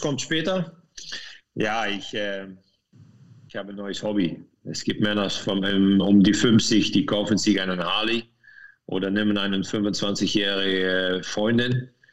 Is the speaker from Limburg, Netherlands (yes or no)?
yes; Meerssen, Limburg, Netherlands; German is a second language; moved away as an adult; now in Lanaken, Belgium; Ich komme aus Meersen. Mhm. Das liegt östlich von Maastricht und ich wohne jetzt an Lanaken